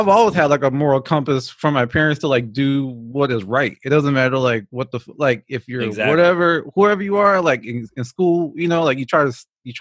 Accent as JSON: {"language": "English", "town": "Georgetown", "country": "Guyana", "moved": "yes", "lives_now": "United States", "said": "I'm originally not from this country. I'm from Georgetown, Guyana, which is in the Caribbean"}